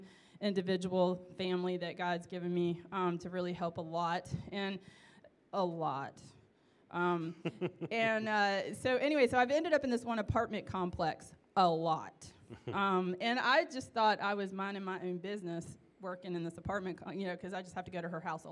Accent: United States; being American

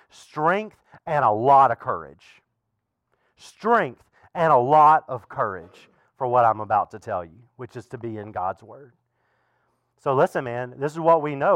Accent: the South, United States; now in Fredericksburg, United States; I grew up in the South

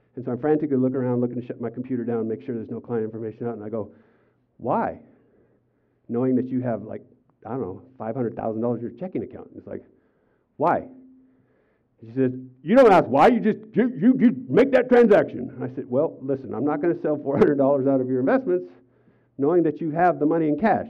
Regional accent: United States; I'm an American

